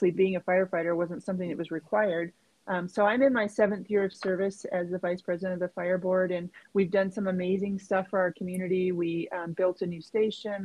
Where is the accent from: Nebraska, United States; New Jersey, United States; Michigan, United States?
Nebraska, United States; now in Colorado, United States; I'm from Nebraska. I grew up there. I was born and raised there